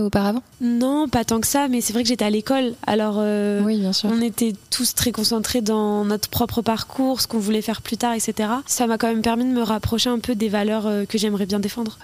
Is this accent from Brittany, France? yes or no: no; Flers, Normandy, France; moi je suis née à Flair